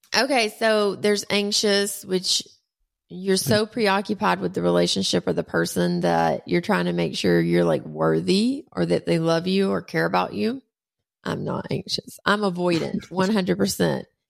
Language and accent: English; Talladega, Alabama, United States; also born or lived in Rosemary Beach, Florida; I grew up in Talladega. My grandfather was the mayor. He was the track doctor. I grew up in Rosemary Beach.